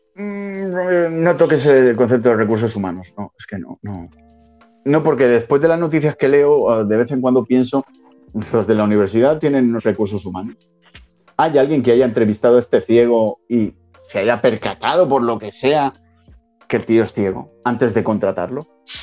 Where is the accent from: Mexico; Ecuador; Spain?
Spain; esto es España y somos españoles